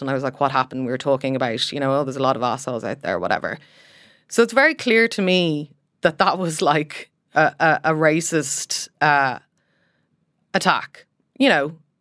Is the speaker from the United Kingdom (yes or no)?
no; Ireland; as Irish people